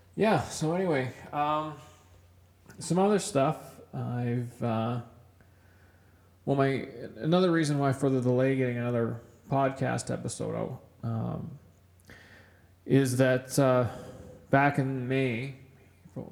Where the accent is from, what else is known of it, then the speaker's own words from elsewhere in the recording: Kamloops, British Columbia, Canada; moved away as an adult; now in Edmonton, Canada; growing up in Kamloops in British Columbia, uh, I grew up on a mountain bike